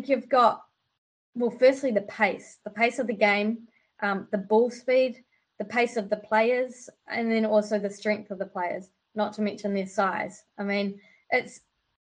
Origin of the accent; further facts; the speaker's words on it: Wellington, New Zealand; also born or lived in Auckland; Wellington's home for me